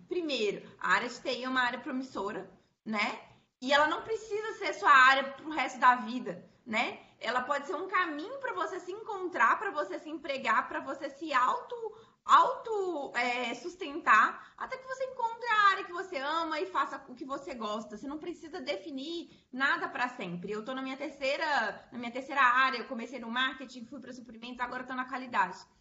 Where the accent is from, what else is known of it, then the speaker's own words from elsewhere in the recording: Belo Horizonte, Minas Gerais, Brazil; eu sou aqui de Belo Horizonte